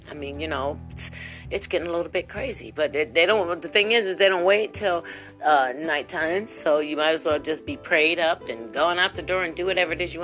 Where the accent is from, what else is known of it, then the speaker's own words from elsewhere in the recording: Ohio, United States; now in Kentucky, United States; I'm from Ohio